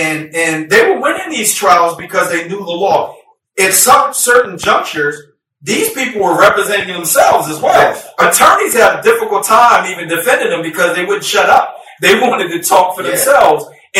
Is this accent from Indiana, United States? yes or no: no; Washington, District of Columbia, United States; growing up in Washington, D.C.